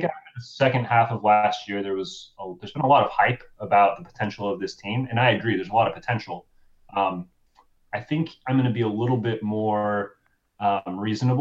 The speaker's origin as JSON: {"language": "English", "region": "Utah", "country": "United States", "tie": "born or raised there", "said": "I grew up in Utah"}